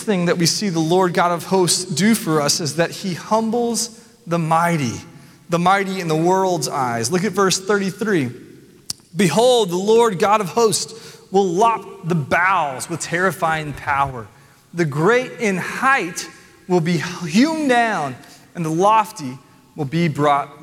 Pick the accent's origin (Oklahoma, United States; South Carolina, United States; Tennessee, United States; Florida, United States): Tennessee, United States; Nashville; I'm from Nashville